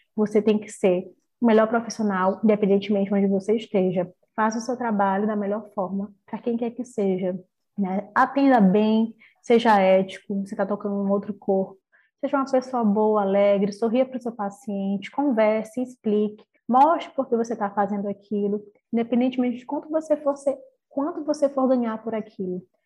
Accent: São Luís, Maranhão, Brazil; sou aqui de São Luís do Maranhão

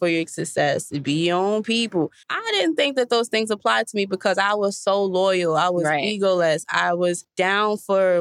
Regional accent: New York, United States; I'm from New York.

